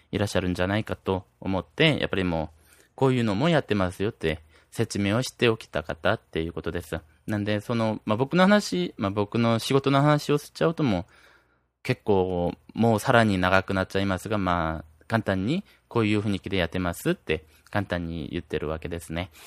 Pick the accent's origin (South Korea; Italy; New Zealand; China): South Korea; 僕、韓国人なんで